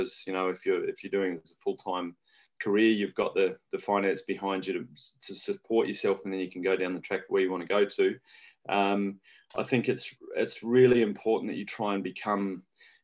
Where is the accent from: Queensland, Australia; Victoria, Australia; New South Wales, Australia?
New South Wales, Australia; regional; now in New Zealand; I'm Australian originally